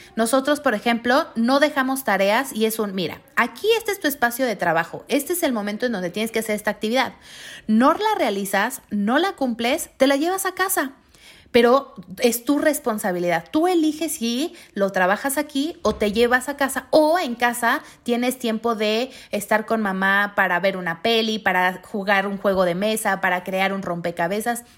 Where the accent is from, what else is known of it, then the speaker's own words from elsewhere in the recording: Mexico; Como mexicanos nos, nos merecemos vivir con esa calidad de vida